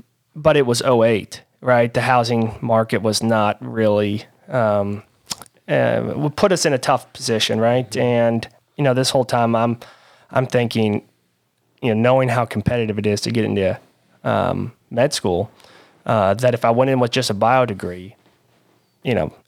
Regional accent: Louisville, Kentucky, United States; I'm born and raised in Louisville, Kentucky.

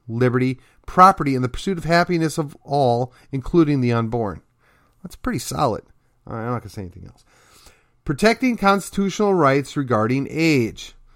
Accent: McKinney, Texas, United States; my hometown of McKinney

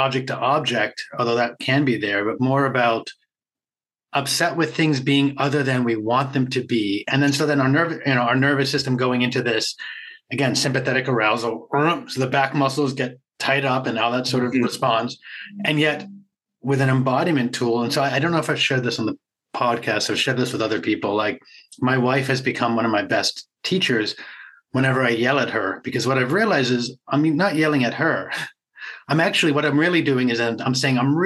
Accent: Boston, Massachusetts, United States; I'm from Boston area

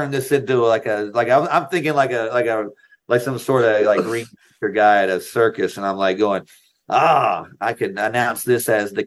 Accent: North Carolina, United States; I lived in North Carolina. I grew up in North Carolina

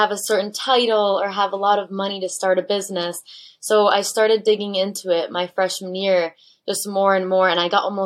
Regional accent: Michigan, United States; I'm originally from Michigan, and my dad's actually from Germany, and my mom's from Mexico.

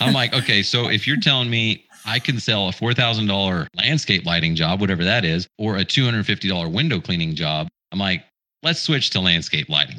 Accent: Utah, United States; I grew up in Utah

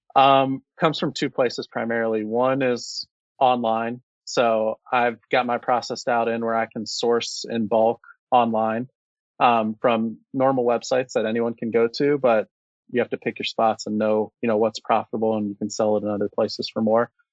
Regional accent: Cincinnati, Ohio, United States; born and raised in Cincinnati my whole life

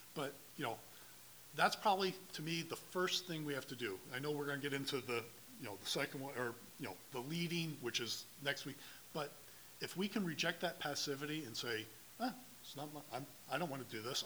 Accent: Dallas, Texas, United States; I was born and raised here in Dallas, lived here basically my whole life

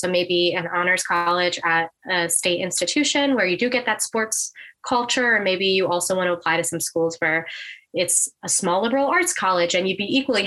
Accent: Baltimore, Maryland, United States; I'm from the Baltimore area, and I grew up saying, I'm never going to go to school that close to home

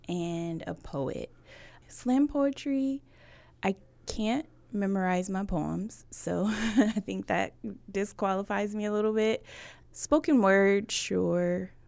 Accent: Buffalo, New York, United States; now in Washington, United States; I am originally from Buffalo, New York, and I've been in Washington for almost 18 years now.

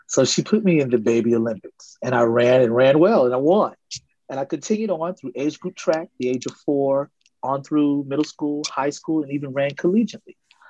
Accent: Puerto Rico; now in United States; You know, well, I came from Puerto Rico. That's where I moved from.

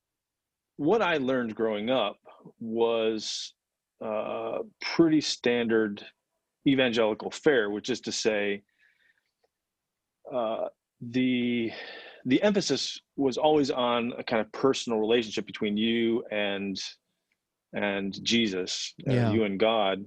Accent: Grand Rapids, Michigan, United States; now in Louisville, United States; I grew up in Grand Rapids, Michigan, in the Christian churches

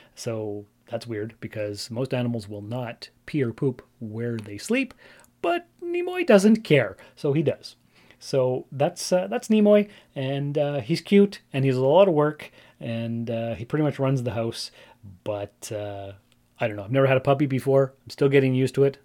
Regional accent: Sault Ste. Marie, Ontario, Canada; I grew up in Sault Ste. Marie, Ontario, Canada

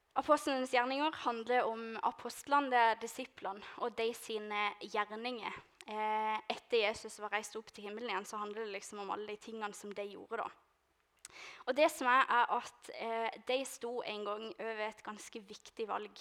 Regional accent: Lista, Agder, Norway; moved away; jeg skal hjem til Lista

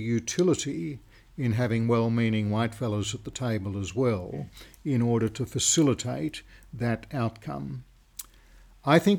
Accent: Australia; I'm an Australian

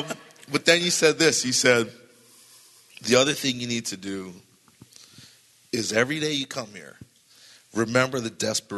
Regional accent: California, United States; I didn't know anybody. I came from Southern California.

